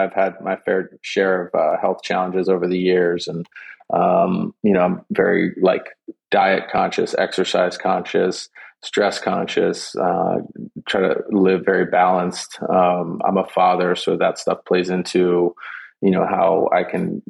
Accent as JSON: {"language": "English", "town": "Gaithersburg", "region": "Maryland", "country": "United States", "tie": "born or raised there", "said": "I grew up in Gaithersburg, Maryland"}